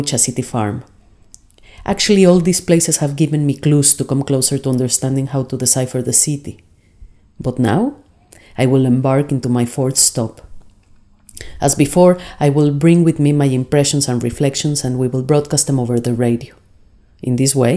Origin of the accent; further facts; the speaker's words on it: Mexico City, Mexico; now in Sheffield, United Kingdom; I was born in Mexico City and have lived in Sheffield for 4 years